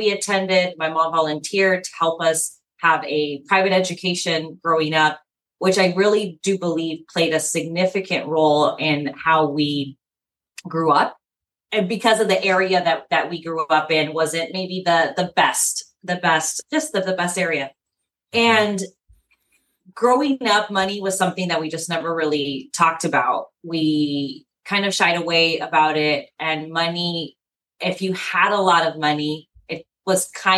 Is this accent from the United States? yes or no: yes; San Diego, California, United States; I am born and raised in San Diego.